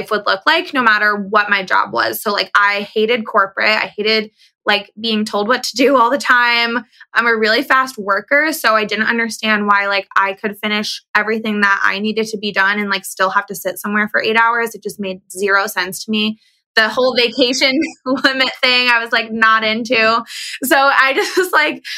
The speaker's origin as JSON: {"language": "English", "region": "East Coast", "country": "United States", "tie": "born or raised there", "also_born_or_lived": "San Diego, California", "moved": "as an adult", "said": "I grew up on the East Coast"}